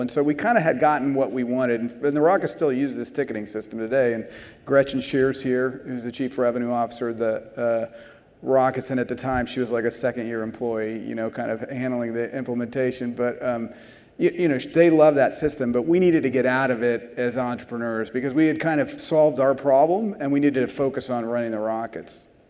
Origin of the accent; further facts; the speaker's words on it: San Antonio, Texas, United States; I was from San Antonio